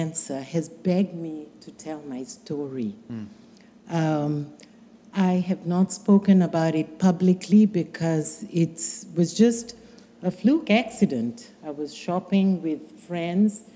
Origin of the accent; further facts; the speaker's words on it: Kenya; moved away; I'm originally from Kenya.